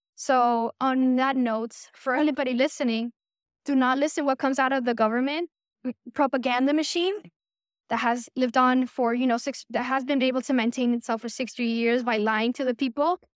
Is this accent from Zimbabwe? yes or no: no; Puerto Rico; I went to school in Puerto Rico. I was born and raised in Puerto Rico